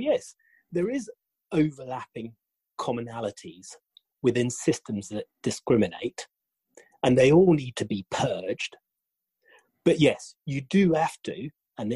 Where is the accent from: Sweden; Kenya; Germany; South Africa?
Kenya; moved away as an adult; also born or lived in United Kingdom; I'm half English, half Kenyan.